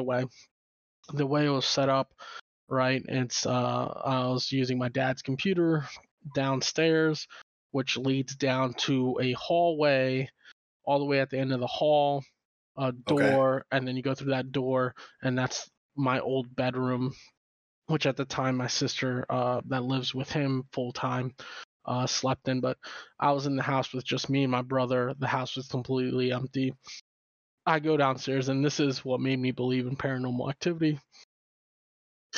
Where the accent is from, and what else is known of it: Phoenixville, Pennsylvania, United States; born or raised there; moved away